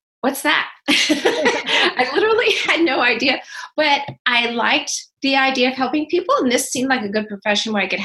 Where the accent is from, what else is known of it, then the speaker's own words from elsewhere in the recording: Berlin, New Hampshire, United States; now in California, United States; I grew up in Berlin, New Hampshire